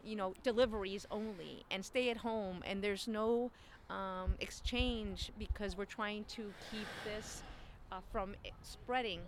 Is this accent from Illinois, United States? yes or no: yes; Chicago, Illinois, United States; I was born in Chicago. Mm. Uh, I'm a Chicagoan